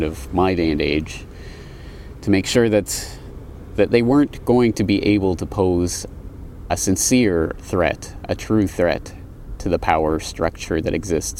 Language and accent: English; Canada; now in Japan; I come from one called Canada.